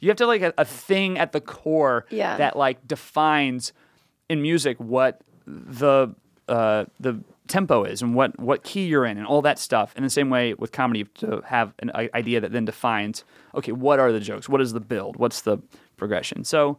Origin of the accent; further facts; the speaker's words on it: the South, United States; Not really, but I grew up in the South, and it was part of what you did.